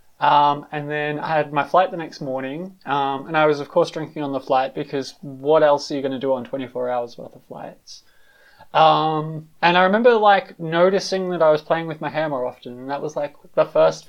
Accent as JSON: {"language": "English", "country": "Australia", "also_born_or_lived": "London", "moved": "as an adult", "lives_now": "Berlin, Germany", "said": "I'm originally from Australia, lived in London for like 5 years where I came out. Now I'm living in Berlin"}